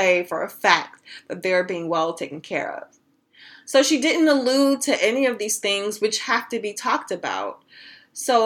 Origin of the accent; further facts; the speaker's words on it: United States; I was born in the United States